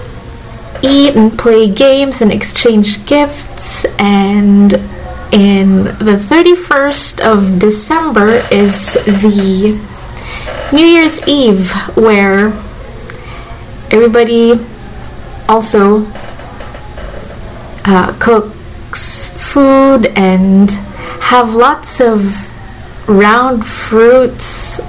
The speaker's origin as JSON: {"language": "English", "town": "Manila", "region": "Metro Manila", "country": "Philippines", "tie": "born or raised there", "said": "I grew up in Manila"}